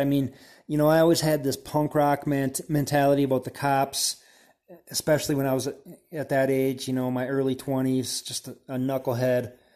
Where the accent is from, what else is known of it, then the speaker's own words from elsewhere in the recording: Wisconsin, United States; now in Boulder, United States; I'm from Wisconsin originally